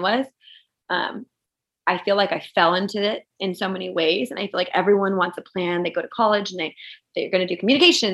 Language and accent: English; Santa Barbara, California, United States; also born or lived in Los Angeles; I grew up in Santa Barbara, the small town.